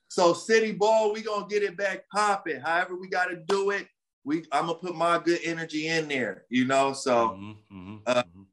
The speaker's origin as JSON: {"language": "English", "town": "Los Angeles", "region": "California", "country": "United States", "tie": "born or raised there", "said": "my hometown"}